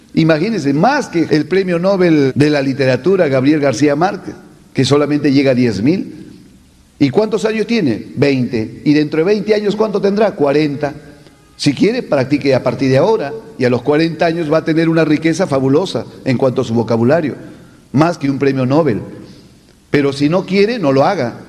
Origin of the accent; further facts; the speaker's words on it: Peru; no soy de Perú